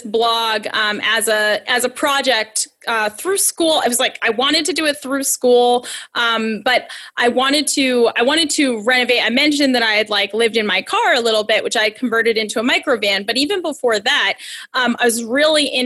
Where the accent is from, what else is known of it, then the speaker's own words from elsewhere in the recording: Massachusetts, United States; I'm from Massachusetts